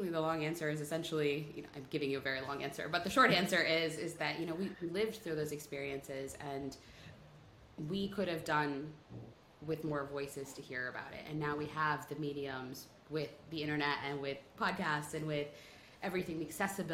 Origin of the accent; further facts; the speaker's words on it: State College, Pennsylvania, United States; I grew up in a college town. My dad is a professor at Penn State